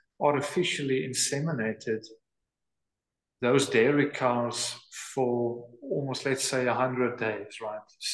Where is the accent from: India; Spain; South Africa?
South Africa; also born or lived in North Dakota; now in Wilderness, South Africa; I'm from South Africa, for goodness sakes. I mean, we hardly get winter